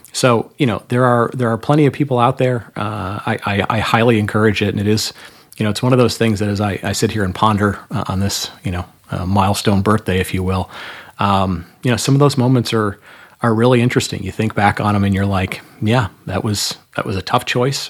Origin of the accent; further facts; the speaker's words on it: Michigan, United States; moved away; also born or lived in North Carolina; maybe I'll move back to my home state of Michigan